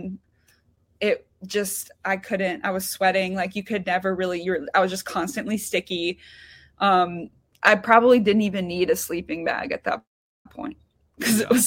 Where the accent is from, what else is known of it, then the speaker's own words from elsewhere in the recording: Georgia, United States; I'm from Georgia